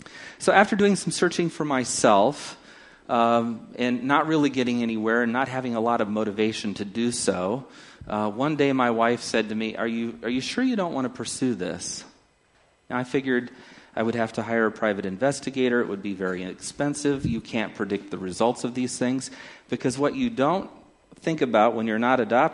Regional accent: Takoma Park, Maryland, United States; born there; I was born in Washington San and Hospital in Tacoma Park, Maryland

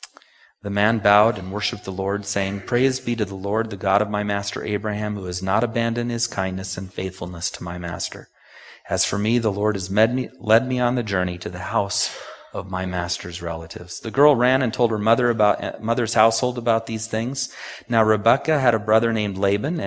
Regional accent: Takoma Park, Maryland, United States; I was born in Tacoma Park

